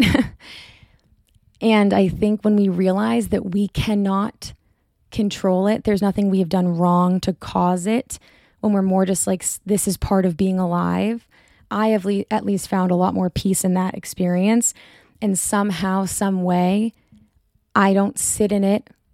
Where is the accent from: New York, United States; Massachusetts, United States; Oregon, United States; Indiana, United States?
Massachusetts, United States; Boston; I'm from Boston.